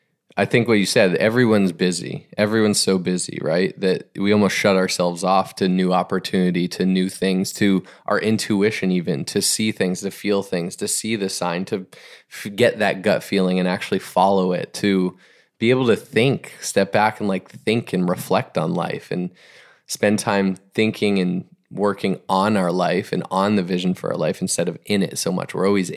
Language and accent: English; Boston, Massachusetts, United States; I grew up generally in the Boston area, like a little bit of elementary, middle school through high school, and actually after college and into the work.